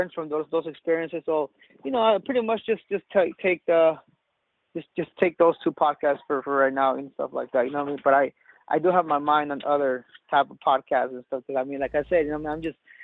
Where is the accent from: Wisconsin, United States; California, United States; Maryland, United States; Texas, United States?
California, United States; Salinas; born and raised in Salinas